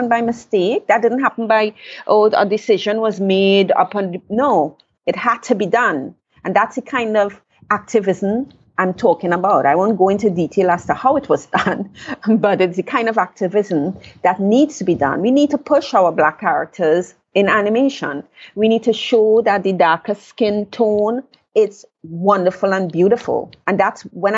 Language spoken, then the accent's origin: English; Trinidad & Tobago; I was born in Trinidad. I left Trinidad at age 21